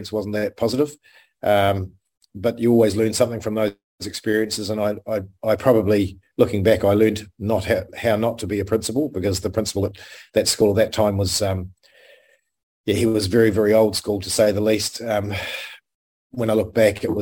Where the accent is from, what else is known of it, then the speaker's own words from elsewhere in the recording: Hokitika, West Coast, New Zealand; moved away; I was born in Hokitika, a little place on the west coast of the South Island, quite a rugged part of New Zealand